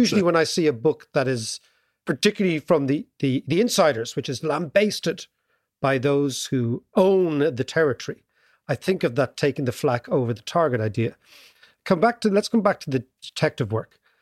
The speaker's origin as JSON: {"language": "English", "country": "Ireland", "tie": "born or raised there", "said": "as an Irish kid at the time, young kid"}